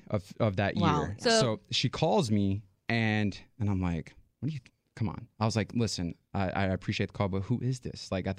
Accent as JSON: {"language": "English", "region": "New York", "country": "United States", "said": "I'm from New York."}